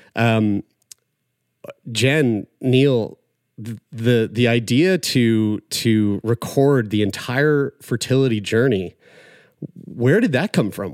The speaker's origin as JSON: {"language": "English", "town": "St. John's", "region": "Newfoundland and Labrador", "country": "Canada", "tie": "born or raised there", "said": "based over in Newfoundland and Labrador from my hometown, Saint John's"}